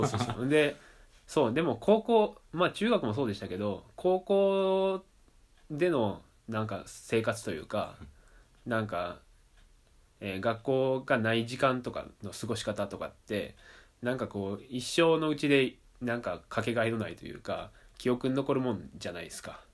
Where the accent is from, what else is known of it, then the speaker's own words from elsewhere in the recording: Amagasaki, Hyogo, Japan; 生まれも育ちも尼崎市